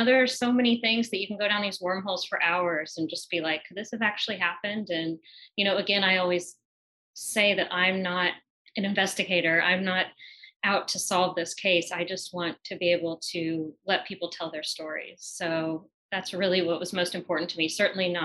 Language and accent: English; the Ozarks, United States; born or raised there